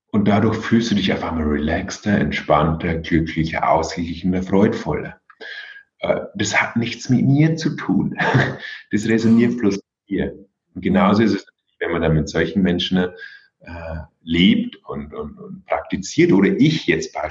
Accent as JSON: {"language": "German", "town": "Regensburg", "region": "Bavaria", "country": "Germany", "said": "Aber ich komme hier aus Regensburg und da gibt es auch einen Zen-Meister."}